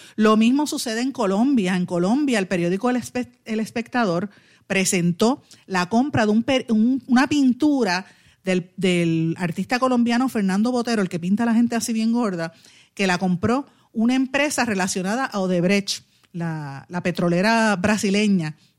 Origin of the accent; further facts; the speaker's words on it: Puerto Rico; Puerto Rico pues eh, somos latinos